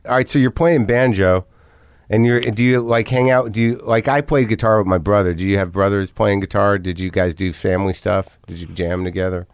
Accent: New Mexico, United States; moved away; also born or lived in New Jersey; I'm originally from Jersey, but I grew up in New Mexico

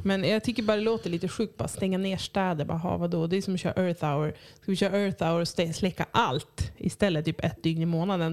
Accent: Cyprus; now in Örnsköldsvik, Sweden; där jag kommer ifrån, på Cypern

